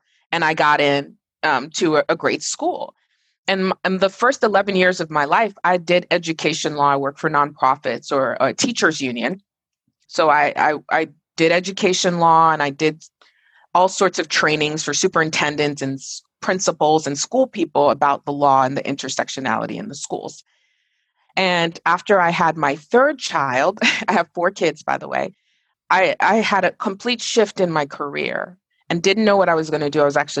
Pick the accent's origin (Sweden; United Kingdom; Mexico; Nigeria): Nigeria; born there; moved away; also born or lived in Dubai, United Arab Emirates; I was born in Nigeria, and when I was around 1986, and now I'm like showing my age, I moved to Dubai because my dad was a pediatric radiologist